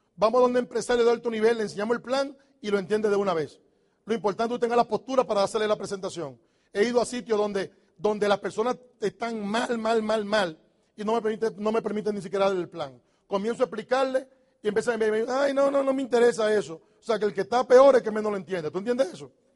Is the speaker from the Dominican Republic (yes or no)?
yes; Dominican Republic; moved away as an adult; also born or lived in New York; Los dominicanos decimos